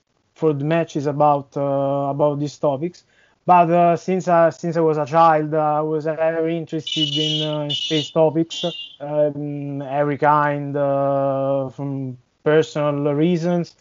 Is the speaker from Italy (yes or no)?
yes; central Italy, Italy; I'm from Italy, from the center part